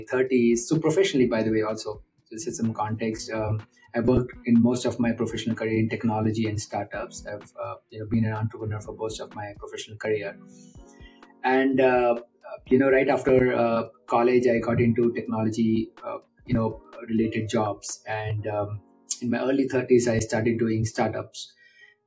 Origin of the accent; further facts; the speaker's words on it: India; now in Bangalore, India; as an Indian